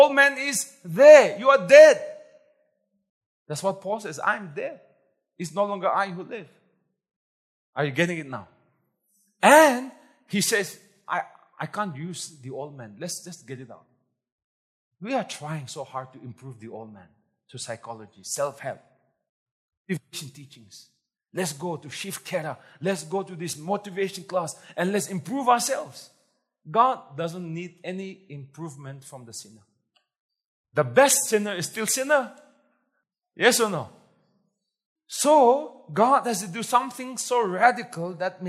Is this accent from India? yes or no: yes; Nagaland, India; Nagas are confused because we don't know where we came from.